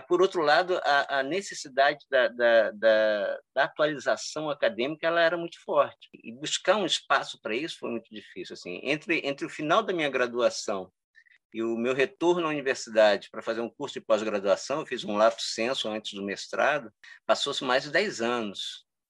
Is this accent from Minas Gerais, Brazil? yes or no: no; Cabo Frio, Rio de Janeiro, Brazil; eu sou de Cabo Frio, né? Eu nasci e fui criado aqui